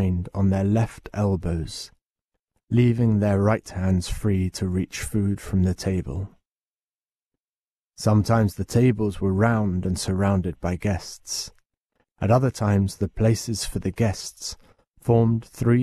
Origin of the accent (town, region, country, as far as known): England, United Kingdom